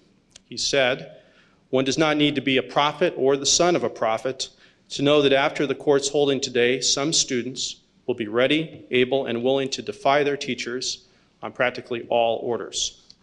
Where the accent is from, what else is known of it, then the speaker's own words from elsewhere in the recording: Colorado, United States; my home state of Colorado